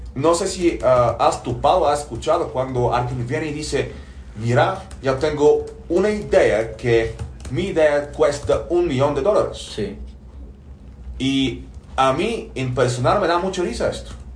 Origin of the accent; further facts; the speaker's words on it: Bulgaria; moved away; de origen soy búlgaro, nací en Bulgaria hace 42 años